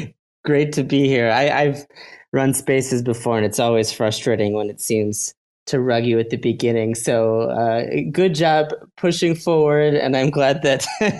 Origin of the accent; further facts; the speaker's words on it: Chicago, Illinois, United States; now in Tel Aviv, Israel; I'm originally from Chicago, so it would be good morning. But right now I'm actually based in Tel Aviv.